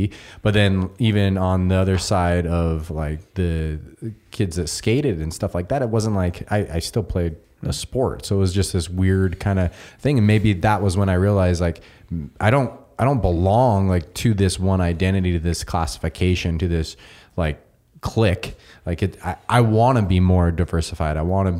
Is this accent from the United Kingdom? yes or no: yes; Scotland, United Kingdom; I'm the Scotsman.